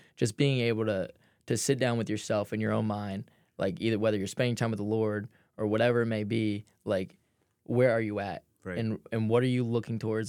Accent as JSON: {"language": "English", "region": "New Jersey", "country": "United States", "tie": "born or raised there", "also_born_or_lived": "Philadelphia", "moved": "as an adult", "said": "I grew up in South Jersey, but it was super close to Philadelphia."}